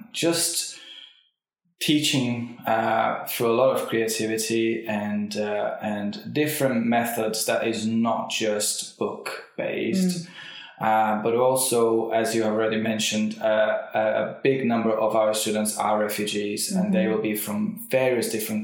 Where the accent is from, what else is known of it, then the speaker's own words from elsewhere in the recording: Brazil; first language Portuguese; English is a second language; moved away as an adult; now in Liverpool, United Kingdom; So I'm originally from Brazil. I have now lived out of Brazil for 19 years